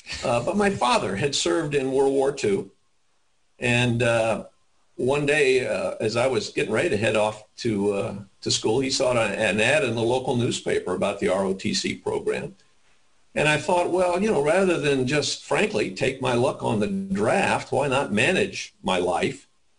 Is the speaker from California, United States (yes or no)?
yes; Redondo Beach, California, United States; Well, I was a beach kid from Redondo Beach, California. So a little bit south of Los Angeles, along the beaches of Hermosa, Redondo, Palos Verdes. That was my home until I went away to college, which was the University of California at Berkeley.